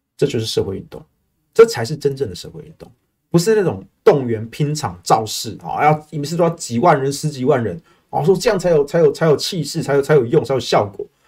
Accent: Taiwan; 我们台湾人很务实啦

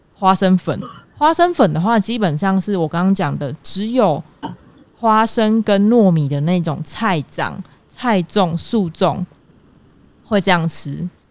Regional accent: Kaohsiung, Taiwan; 我是南部人嘛，高雄人，我从小到大吃的南部粽其实都还蛮，呃，软绵的

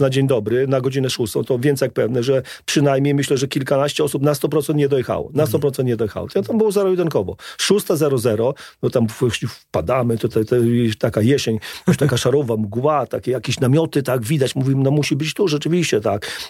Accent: Trzeszczany, Lublin Voivodeship, Poland; moved away as an adult; also born or lived in Warsaw; dorastałem na ścianie wschodniej w małej miejscowości, niedaleko Chrobieszowa, Trzeszczany

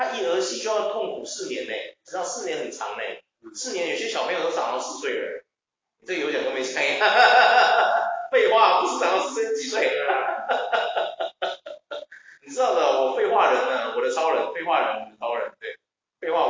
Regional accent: Taiwan; 我觉得这只是我们这些人，我们台湾人民都要好好想想的问题。

